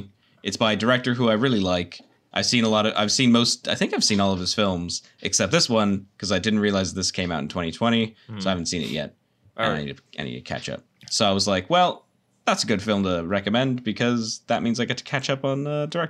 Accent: West Coast, United States; I'm like, it means the East Coast, but and I'm from the West Coast.

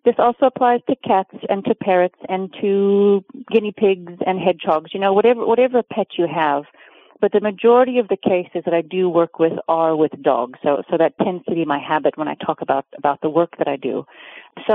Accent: Oregon, United States; now in Cape Town, South Africa; So I was born in Oregon, and I grew up in Oregon, but I actually live in South Africa

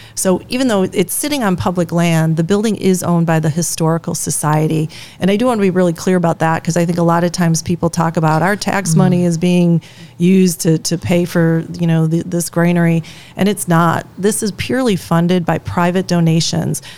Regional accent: Chicago, Illinois, United States; now in Sturgeon Bay, United States; I grew up in Chicago

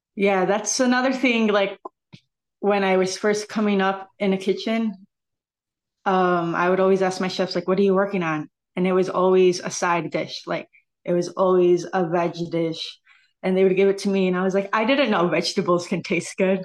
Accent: San Diego, California, United States; now in Chicago, United States; I hail from San Diego, but I truly call Chicago my home. I've been here for fourteen years now.

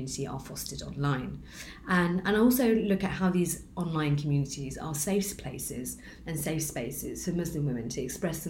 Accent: London, United Kingdom; I am also a British Bangladeshi woman, born in Tower Hamlets

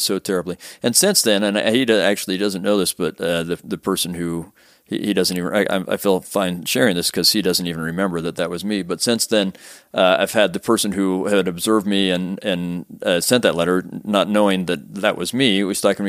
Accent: Sandy, Utah, United States; I'm I'm from actually not far from here. I grew up in Sandy, mm. um, r- right on State Street

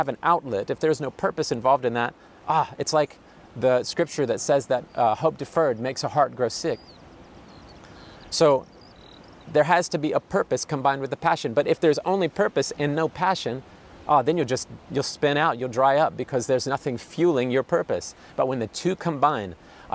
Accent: United States; moved away as an adult; now in France; We come originally from America

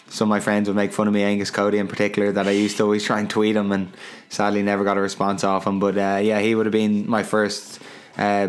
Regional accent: Dublin, Leinster, Ireland; I'm from Terenure, I try to say I'm from Crumlin, the tough area

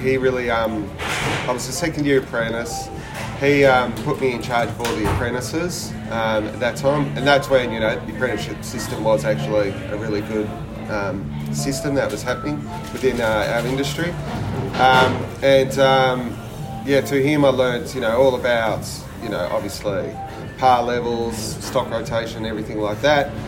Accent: Melbourne, Victoria, Australia; also born or lived in Ballina, New South Wales / Sydney, Australia; born and raised in Ballina, bit of Sydney, and then um, did my high school and yeah. all my apprenticeship and everything in Melbourne.

